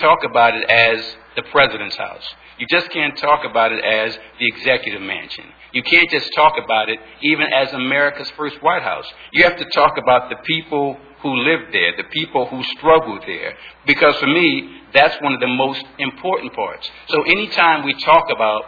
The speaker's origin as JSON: {"language": "English", "town": "Philadelphia", "region": "Pennsylvania", "country": "United States", "tie": "born or raised there", "said": "I was born and raised in Philadelphia"}